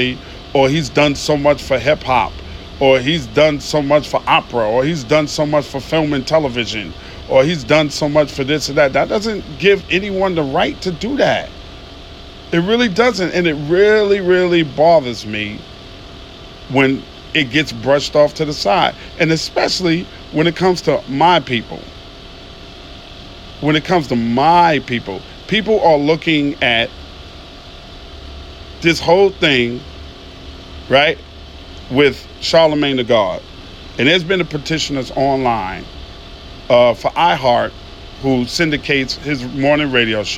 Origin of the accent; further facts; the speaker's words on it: New York City, New York, United States; now in Atlanta, United States; I'm from Queens, New York